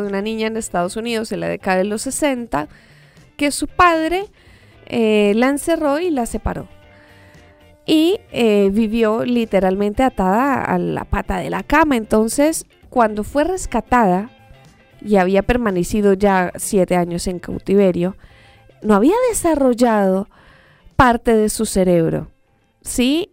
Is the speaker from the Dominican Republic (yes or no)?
no; Colombia; moved away; yo soy colombiana